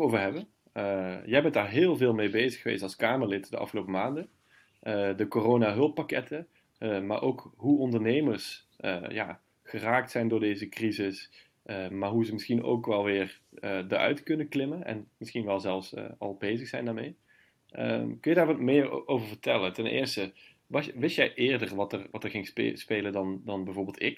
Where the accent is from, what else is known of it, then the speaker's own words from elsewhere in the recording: Limburg, Netherlands; ik ben zelf Limburger